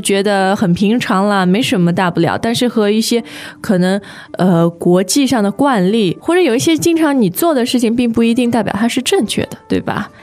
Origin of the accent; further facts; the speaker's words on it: China; 我们中国人